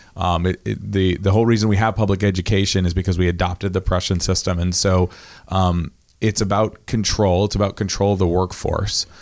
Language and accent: English; Lincolnville, Maine, United States; also born or lived in Rockport; I was raised in fairyland in Lincolnville for, you know, a couple of years